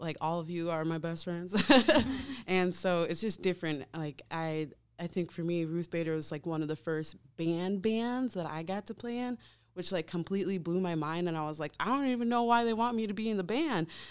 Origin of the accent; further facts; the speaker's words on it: Wisconsin, United States; also born or lived in Savannah, Georgia; now in Milwaukee, United States; I've lived in Wisconsin most of my life